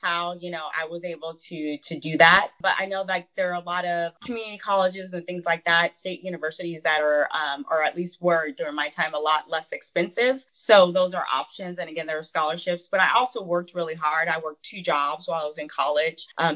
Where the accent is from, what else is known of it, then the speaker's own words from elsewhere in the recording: San Diego, California, United States; I was born and raised in San Diego, California.